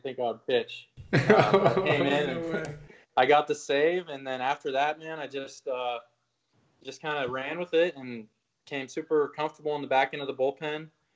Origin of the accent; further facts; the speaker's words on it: Denver, Colorado, United States; moved away as an adult; I grew up in Denver, Colorado